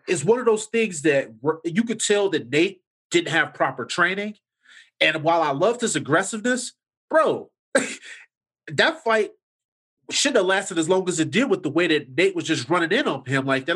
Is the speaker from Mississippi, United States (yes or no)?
no; Chicago, Illinois, United States; I grew up in the Chatham area in the South Side